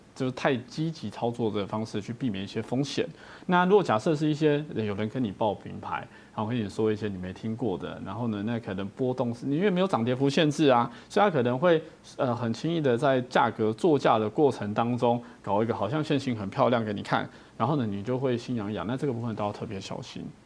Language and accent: Chinese; Taiwan; 我们台湾人